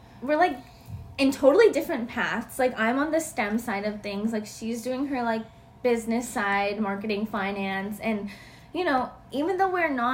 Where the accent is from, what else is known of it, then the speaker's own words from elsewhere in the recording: Dallas, Texas, United States; also born or lived in West Lafayette, Indiana; I'm from Dallas